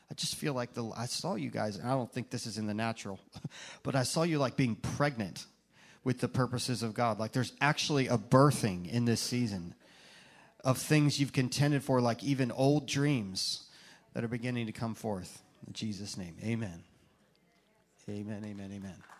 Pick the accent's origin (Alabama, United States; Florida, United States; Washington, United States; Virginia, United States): Virginia, United States; moved away as an adult; now in Tampa Bay, United States; from when we first arrived in Tampa Bay, us Virginians